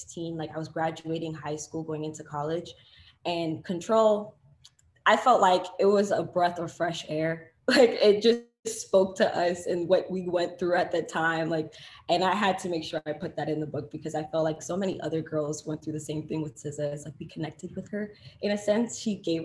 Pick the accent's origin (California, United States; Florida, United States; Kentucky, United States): Florida, United States; I'm a girl from Florida